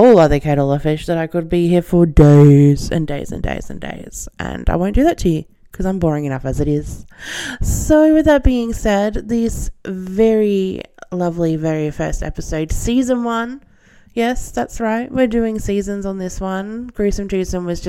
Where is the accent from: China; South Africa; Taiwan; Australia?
Australia; accent: Australian; I'm Australian, as you can probably tell, with this horrendous accent